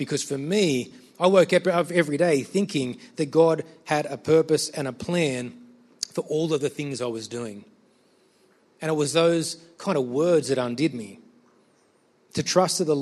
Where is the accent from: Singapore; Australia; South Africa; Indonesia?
Australia; Sydney, New South Wales; I'm from Sydney